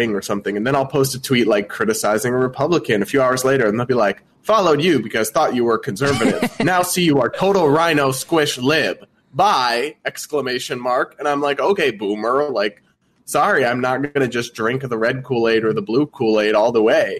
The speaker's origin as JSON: {"language": "English", "region": "New England", "country": "United States", "also_born_or_lived": "Rhode Island / Massachusetts", "said": "I'm from New England. I've lived across the border between Rhode Island and Massachusetts most of my life."}